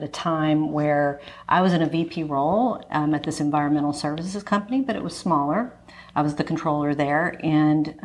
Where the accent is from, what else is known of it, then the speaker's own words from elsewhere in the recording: Fort Worth, Texas, United States; accent: Texas twang and Valley girl; also born or lived in Los Angeles, California; I grew up in Fort Worth, Texas, and also Los Angeles, California